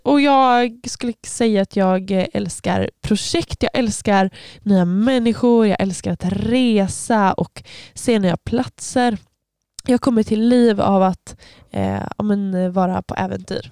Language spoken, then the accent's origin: Swedish; Öckerö, Västra Götaland, Sweden; jag kommer ifrån Öckerö. Ehm, eller jag, ja, jag får inte riktigt kallas öbo jag, för att jag var inte född där